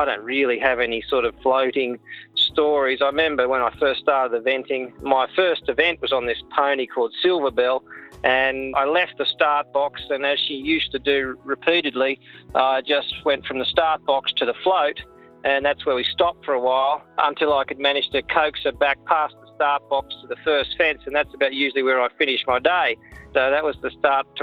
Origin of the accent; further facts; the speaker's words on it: Coffs Harbour, New South Wales, Australia; also born or lived in Sydney; I came from Sydney. We moved from Sydney when I was probably about 10 years old. We moved to Coffs Harbour